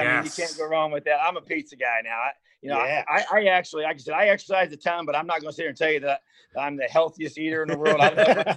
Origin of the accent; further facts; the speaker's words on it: New Castle, Indiana, United States; Newcastle is known for Kent Benson's from my hometown. And we're really known for basketball, you know, coming from Newcastle, you know. So, but I was a wrestler and, you know, playing football growing up. I love being raised there